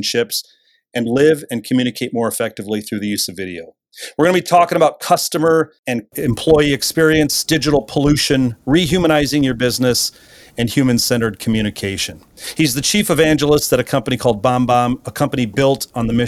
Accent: Grand Rapids, Michigan, United States; grew up in my hometown, Grand Rapids, Michigan

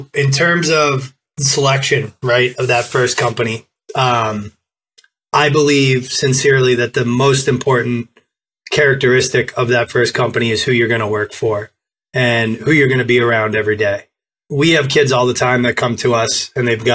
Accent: Boston, Massachusetts, United States; I'm from Boston

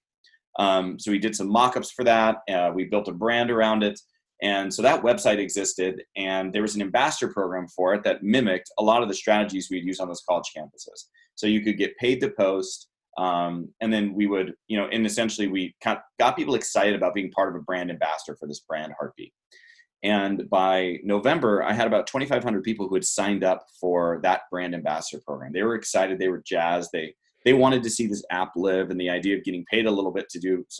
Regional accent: San Diego, California, United States

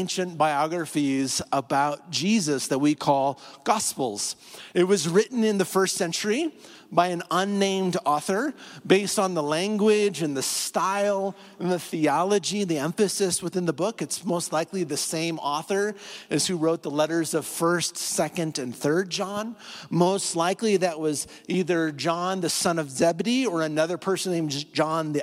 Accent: north central Iowa, United States; moved away as an adult; now in Colorado, United States; It's a town of 2,700 people in north central Iowa

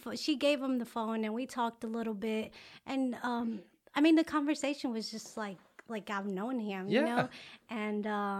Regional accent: Alabama, United States; also born or lived in Mexico; I was raised in Alabama, but I was born in Mexico.

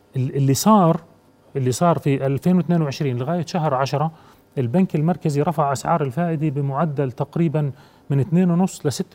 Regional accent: Jordan; أنا كمواطن أردني

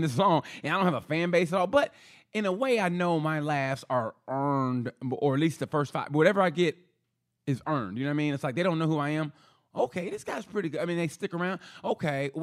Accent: Oklahoma, United States; I'm from Oklahoma

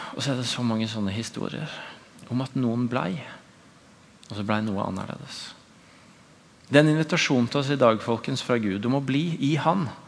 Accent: Tvedestrand, Agder, Norway; moved away; I min egen ordinasjon hjemme i Tvedesand kirke

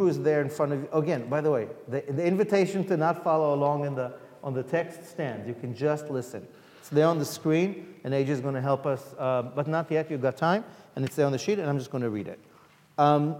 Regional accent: New York, United States; I'm from New York

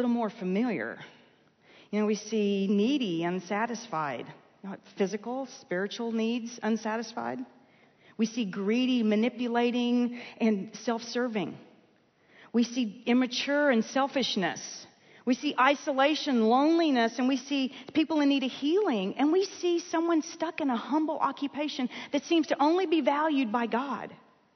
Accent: Texas, United States; I was born in the United States. In fact, I got to Texas as quickly as I could. As soon as my parents wised up, we moved here

